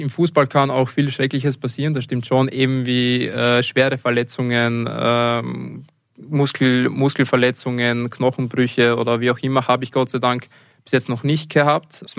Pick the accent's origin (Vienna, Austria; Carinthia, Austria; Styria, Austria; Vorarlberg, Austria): Styria, Austria; Leoben; Also ich bin ursprünglich aus Leoben und versuche auch so oft es geht, meine Familie zu besuchen.